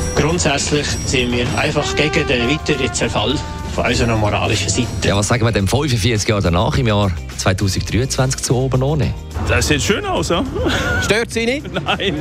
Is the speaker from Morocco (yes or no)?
no; Switzerland; bei uns in der Schweiz